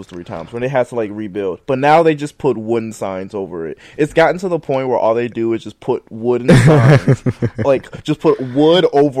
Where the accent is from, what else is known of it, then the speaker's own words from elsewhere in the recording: Cincinnati, Ohio, United States; since we came both from Cincinnati, you know. Or the shitty city.